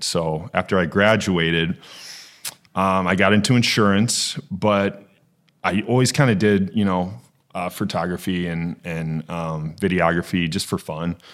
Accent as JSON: {"language": "English", "town": "Okoboji", "region": "Iowa", "country": "United States", "tie": "born or raised there", "also_born_or_lived": "Sioux City, Iowa", "moved": "as an adult", "lives_now": "Des Moines, United States", "said": "I grew up in Okaboji. So I've lived in Iowa my whole life"}